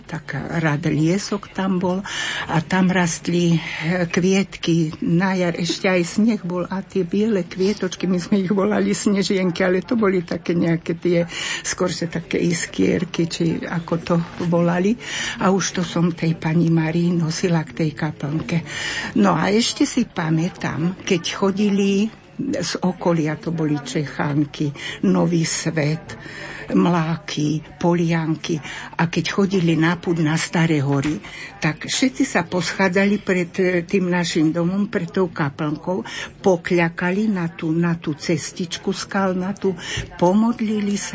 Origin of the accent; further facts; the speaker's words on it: Zvolen, Banská Bystrica Region, Slovakia; Dobrý deň, ja som zozvolená.